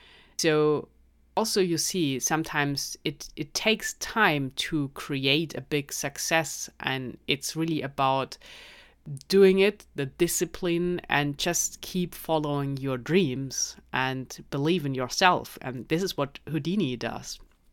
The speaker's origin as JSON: {"language": "English", "country": "Germany", "accent": "German", "second_language": "English", "said": "So with my German accent, probably very difficult"}